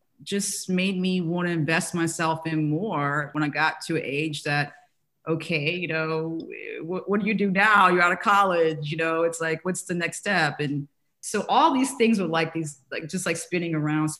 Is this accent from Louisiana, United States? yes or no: yes; New Orleans, Louisiana, United States; growing up in New Orleans.